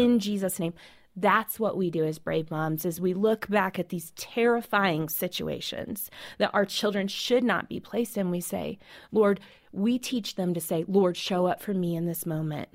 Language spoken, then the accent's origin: English; Colorado, United States; I grew up right here in Colorado